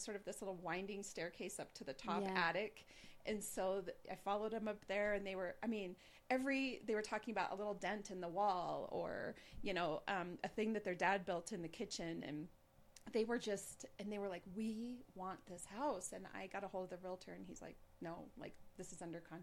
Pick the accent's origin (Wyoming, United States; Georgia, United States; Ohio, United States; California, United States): Wyoming, United States; Gillette; moved away; I go back to Gillette, my hometown